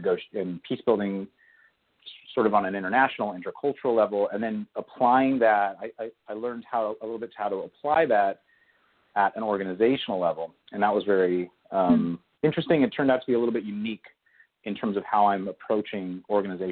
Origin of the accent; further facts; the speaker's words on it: Agoura Hills, California, United States; I grew up in Agoura Hills, California, which is a suburb just north of Los Angeles